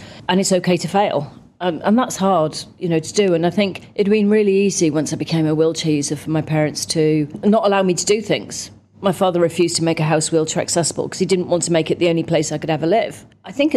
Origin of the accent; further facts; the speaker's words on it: Cardiff, Wales, United Kingdom; accent: Welsh; I was born in Cardiff